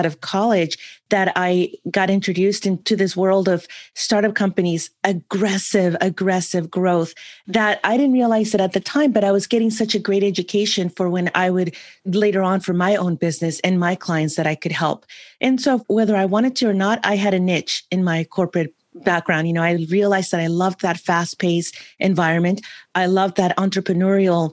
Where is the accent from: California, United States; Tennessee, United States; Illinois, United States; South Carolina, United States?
California, United States; San Francisco; also born or lived in another country (unnamed); I grew up in another country where my maternal grandparents raised me up until the age of 11. And then we moved back to San Francisco where I was born